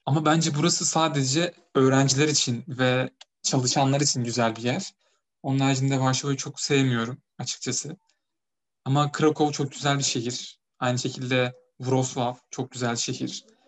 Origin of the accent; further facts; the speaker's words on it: Turkey; now in Poland; Ben de Türk'üm